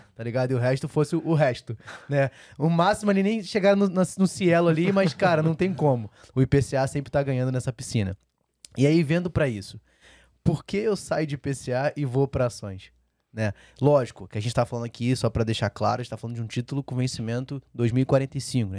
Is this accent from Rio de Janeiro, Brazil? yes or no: yes; Rio de Janeiro, Brazil; moved away; eu sou carioca, né? Então a energia da minha casa era pela Light, né? quando eu uhum. morava no Rio